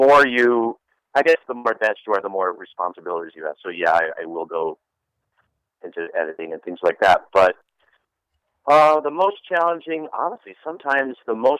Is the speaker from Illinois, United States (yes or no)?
no; Ohio, United States; also born or lived in Chicago; I grew up in the Midwest. I grew up in Ohio. I grew up in Chicago, so I definitely have kind of a Midwest politeness